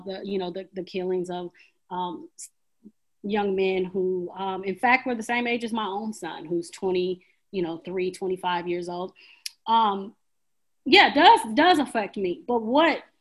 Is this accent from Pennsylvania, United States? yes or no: no; Portland, Oregon, United States; I grew up in Portland, one of the whitest cities